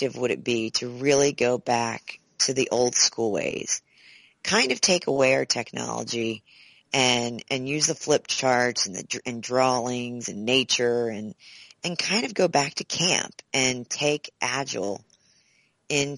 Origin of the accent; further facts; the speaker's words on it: Gettysburg, Pennsylvania, United States; So I'm from Gettysburg, Pennsylvania